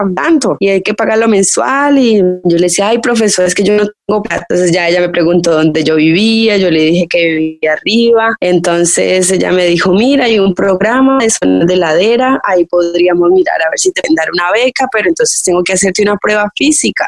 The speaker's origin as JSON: {"language": "Spanish", "town": "Cali", "region": "Valle del Cauca", "country": "Colombia", "tie": "born or raised there", "also_born_or_lived": "El Tambo, Nariño", "moved": "yes", "said": "soy colombiana, nací en un pueblito pequeñito en Nariño, se llama El Tambo Nariño, pero yo crecí la mayor parte mi vida en Cali"}